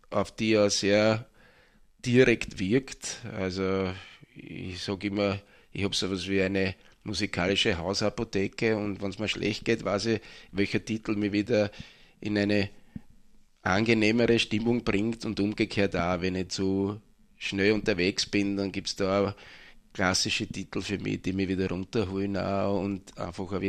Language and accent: German; Mattersburg, Burgenland, Austria; Ich bin ursprünglich aus Mattersburg, ja.